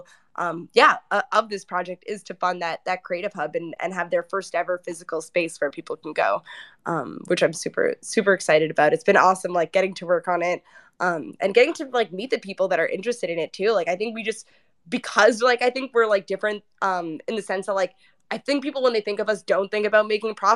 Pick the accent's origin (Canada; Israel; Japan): Canada; Toronto, Ontario; I'm from Toronto